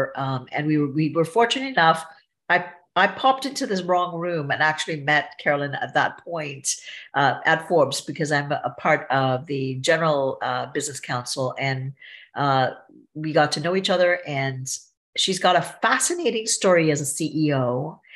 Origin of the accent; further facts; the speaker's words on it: Trinidad & Tobago; I'm from Trinidad and Tobago, so I would say visibly I'm look foreign